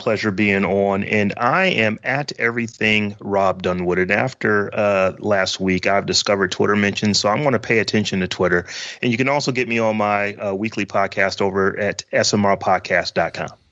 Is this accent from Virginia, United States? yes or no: no; Warren, Ohio, United States; I'm from Warren, Ohio